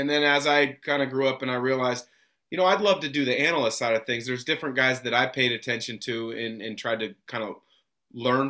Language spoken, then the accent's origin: English; Portland, Oregon, United States; I grew up in the Portland area